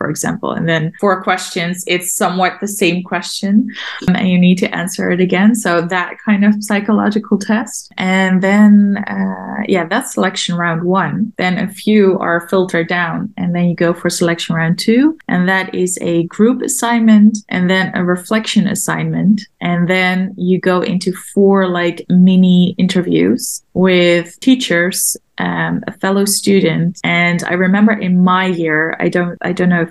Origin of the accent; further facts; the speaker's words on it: Amsterdam, North Holland, Netherlands; also born or lived in Maastricht; I grew up in Amsterdam.